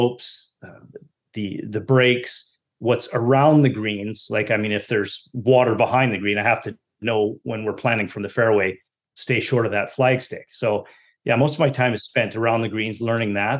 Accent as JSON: {"language": "English", "country": "Canada", "said": "As being a Canadian, you know, you're forced to play hockey growing up"}